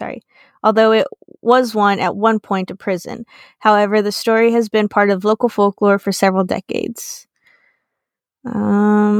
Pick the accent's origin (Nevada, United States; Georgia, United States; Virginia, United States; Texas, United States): Texas, United States; we're from Texas